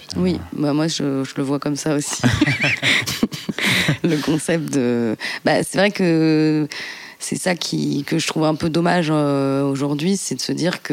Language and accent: French; Gennevilliers, Île-de-France, France; also born or lived in Colombes / Saint-Germain-en-Laye / Strasbourg; now in Paris, France; moi, je suis née dans le 92, à Colombes. Et ensuite, j'ai vécu une quinzaine d'années à Gennevilliers.